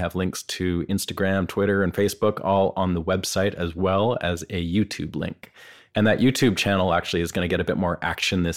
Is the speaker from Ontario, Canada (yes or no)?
no; Vancouver, British Columbia, Canada; growing up on the West Coast in Vancouver